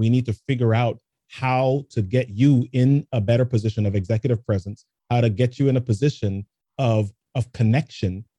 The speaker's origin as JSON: {"language": "English", "town": "New York City", "region": "New York", "country": "United States", "tie": "born or raised there", "also_born_or_lived": "Jamaica", "said": "I grew up in the Bronx"}